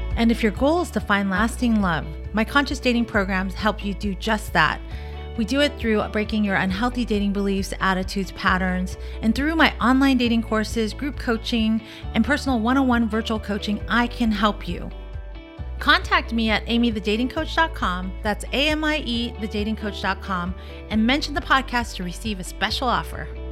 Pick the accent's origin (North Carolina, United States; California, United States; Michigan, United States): California, United States; Orange County; I grew up in Orange County in the suburban neighborhood